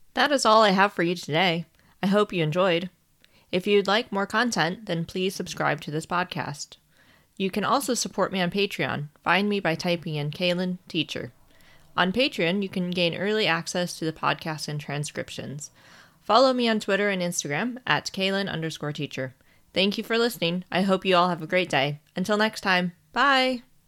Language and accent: English; Ohio, United States; As I am from Ohio, I am trained in how to react when there is a tornado